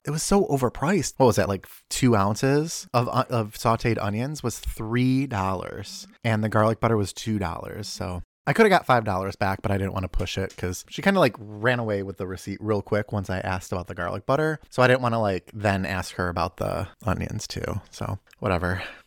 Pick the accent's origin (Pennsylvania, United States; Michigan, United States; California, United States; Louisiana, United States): Michigan, United States; Detroit; we're from the Detroit area